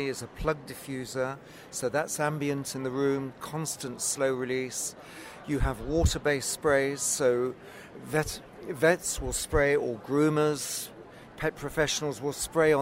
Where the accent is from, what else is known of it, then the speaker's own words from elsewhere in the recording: England, United Kingdom; we're from the UK, from England